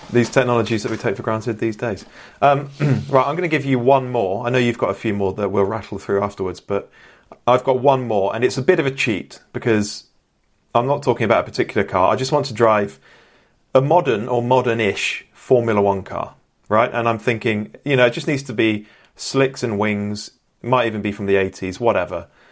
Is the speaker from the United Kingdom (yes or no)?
yes; Bristol, South West England, United Kingdom; I'm from Bristol, proudly born and raised